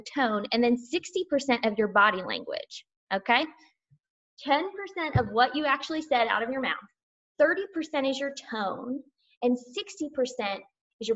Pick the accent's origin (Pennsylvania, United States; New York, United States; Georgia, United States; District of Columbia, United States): Georgia, United States; accent: Southern; I'm from Georgia